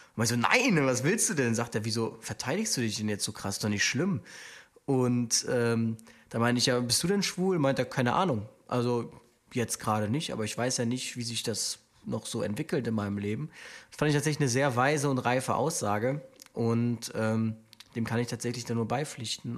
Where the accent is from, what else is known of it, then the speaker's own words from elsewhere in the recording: Aachen, North Rhine-Westphalia, Germany; now in Cologne, Germany; ich komme ja aus Aachen eigentlich